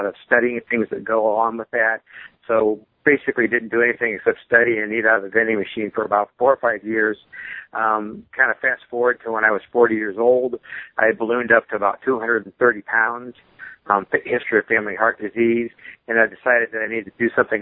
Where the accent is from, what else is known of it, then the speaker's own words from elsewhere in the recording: Fort Wayne, Indiana, United States; I'm from Fort Wayne, Indiana.